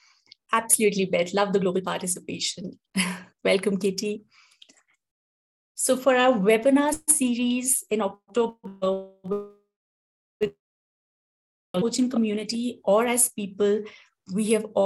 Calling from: India; So I'm joining in from India, and as you all are joining in, it'll be lovely to know where you're coming in from.

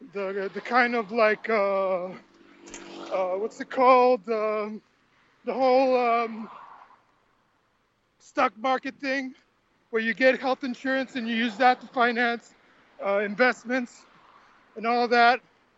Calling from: Santiago, Santiago Metropolitan Region, Chile; Santiago, Chile, South America.

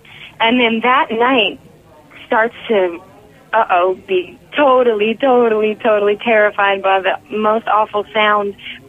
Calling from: Nashville, Tennessee, United States; from Nashville, Tennessee.

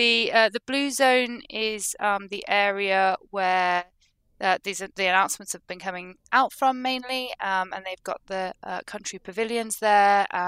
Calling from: Glasgow, Scotland, United Kingdom; I'm still here in Glasgow.

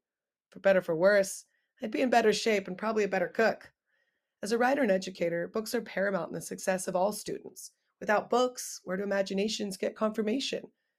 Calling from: El Granada, California, United States; I'm coming in from El Granada, California. It's a small coastal town just south of San Francisco.

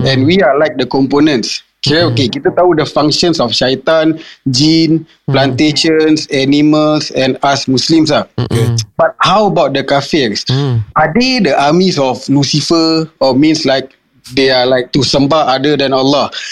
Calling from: Tampines, East Region, Singapore; Uh, saya daripada Tampines.

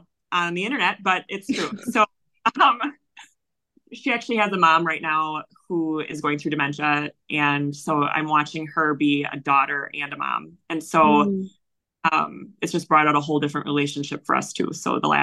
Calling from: Wisconsin, United States; I am actually in Wisconsin, the United States.

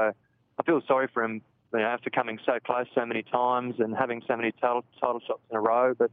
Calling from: Darwin, Northern Territory, Australia; Um, Darwin, Australia now.

